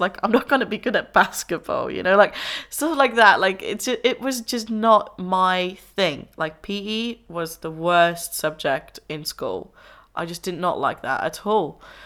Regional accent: Enschede, Overijssel, Netherlands; moved away as an adult; now in Brighton, United Kingdom; I'm originally Dutch. I am from the Netherlands. Uh, I grew up there. I was born there, um, in a little town called Enschede

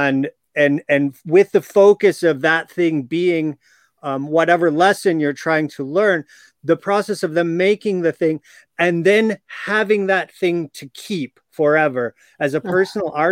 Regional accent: Chicago, Illinois, United States; I grew up in Chicago area.

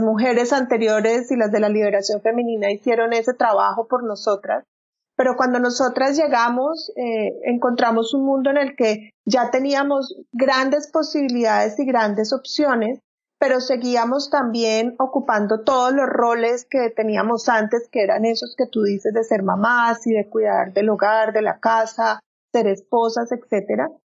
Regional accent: Colombia; moved away as an adult; now in Frisco, United States; yo soy colombiana, tengo 45 años, eh, vivo hace año y medio

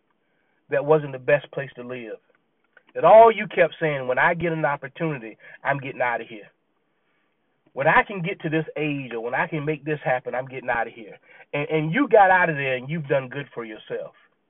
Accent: Virginia, United States; also born or lived in Clemson, South Carolina; when we moved from South Carolina to Virginia and we were living on the naval base

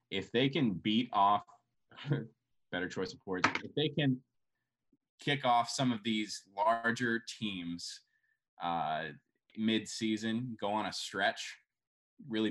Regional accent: Boulder, Colorado, United States; I'm from Boulder

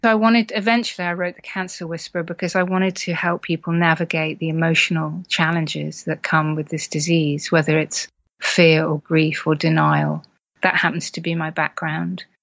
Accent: United Kingdom; as partly British culture, you know, we're very stiff upper lip and tough it out

